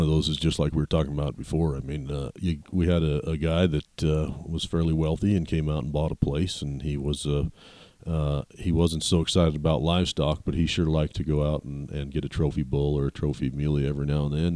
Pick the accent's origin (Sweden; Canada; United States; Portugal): United States; Walden, Colorado; I grew up, uh, in some small towns here in Colorado